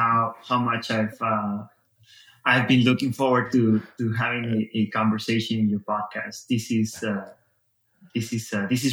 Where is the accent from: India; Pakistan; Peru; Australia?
Peru; moved away as an adult; now in United States; I was born in Peru, lived there all my life.